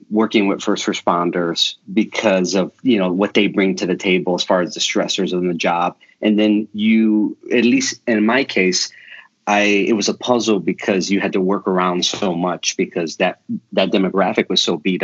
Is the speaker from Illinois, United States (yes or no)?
yes; Chicago, Illinois, United States; moved away as an adult; also born or lived in Canada; now in Tulsa, United States; I'm a Chicago kid. I grew up in Chicago. I live here now in Tulsa, Oklahoma.